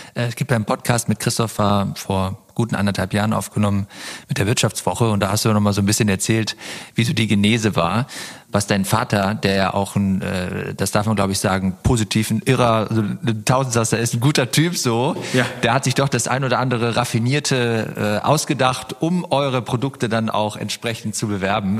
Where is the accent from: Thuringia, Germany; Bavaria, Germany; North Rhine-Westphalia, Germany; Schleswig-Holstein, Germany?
North Rhine-Westphalia, Germany; Oberbergisches Land; moved away; also born or lived in Cologne; wir kommen ja ursprünglich aus dem Oberbergischen. Das ist gar nicht so weit weg von hier. Ich bin an meiner alten Heimat vorbeigefahren